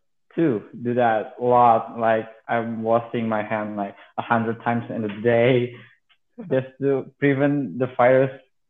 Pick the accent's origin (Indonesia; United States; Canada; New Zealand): Indonesia; Jakarta; now in Yogyakarta, Indonesia; I'm currently in Jogja, but I'm from Jakarta.